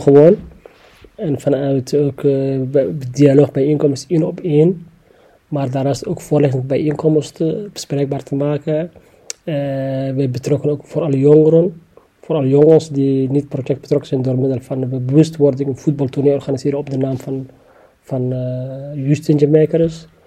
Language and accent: Dutch; Somalia; now in The Hague, Netherlands; Ik kom oorspronkelijk uit Somalië